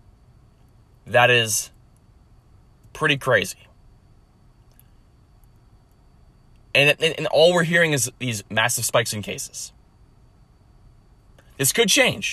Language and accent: English; Lakeville, United States; my hometown of Lakeville